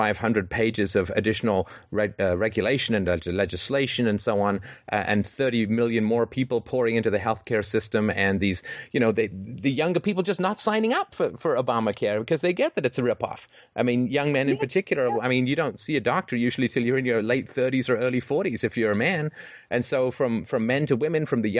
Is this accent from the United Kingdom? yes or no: yes; England, United Kingdom; growing up in England in the 70s